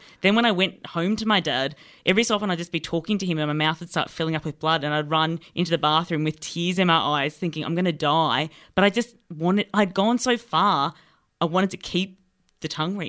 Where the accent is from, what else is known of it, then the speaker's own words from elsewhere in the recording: Melbourne, Victoria, Australia; I grew up in Melbourne, but also I had a farm, so I grew up between a farm and Melbourne.